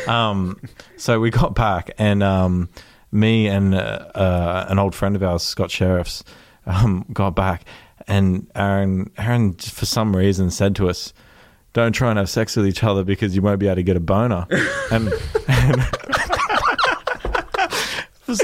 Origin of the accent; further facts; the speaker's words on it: Australia; I'm from Australia